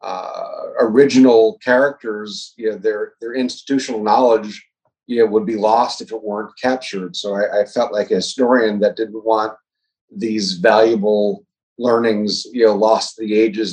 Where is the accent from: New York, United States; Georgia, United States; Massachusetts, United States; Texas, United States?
New York, United States; New York City; moved away as an adult; also born or lived in Baltimore; now in Chicago, United States; I'm actually from New York originally. I grew up in New York City and been here about 30 years